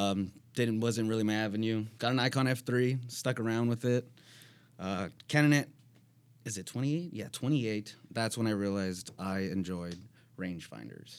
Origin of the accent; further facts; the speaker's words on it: San Bernardino, California, United States; moved away as an adult; originally I'm from San Bernardino